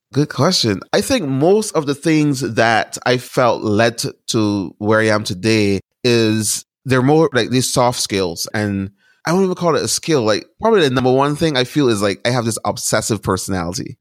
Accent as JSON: {"language": "English", "country": "Barbados", "tie": "born or raised there", "moved": "as an adult", "lives_now": "United States", "said": "So I was born and raised in Barbados. I lived there until I was about eighteen years old. And then I moved to the United States to go to college"}